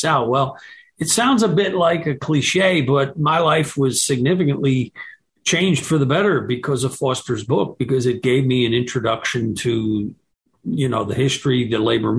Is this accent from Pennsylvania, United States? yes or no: yes; Pennsylvania, United States; I grew up in Pennsylvania.